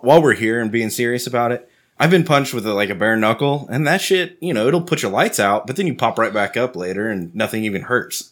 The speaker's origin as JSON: {"language": "English", "region": "Texas", "country": "United States", "said": "I'm a Texan"}